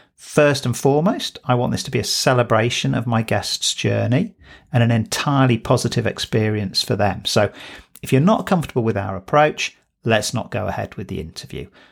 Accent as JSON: {"language": "English", "town": "Manchester", "region": "North West England", "country": "United Kingdom", "tie": "born or raised there", "said": "I was born in Bowdoin, which is an affluent suburb in Manchester, South Manchester"}